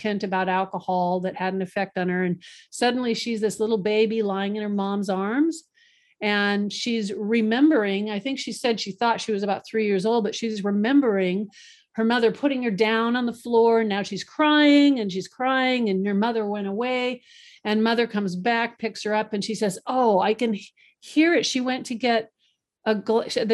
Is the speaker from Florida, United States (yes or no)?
yes; Boca Raton, Florida, United States; moved away; also born or lived in Kingsburg, California; I actually grew up in Boca Raton, Florida